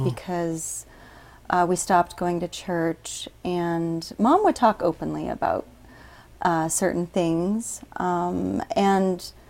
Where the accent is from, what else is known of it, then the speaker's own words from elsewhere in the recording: Guam; also born or lived in Murray, United States; And raised on Guam, though.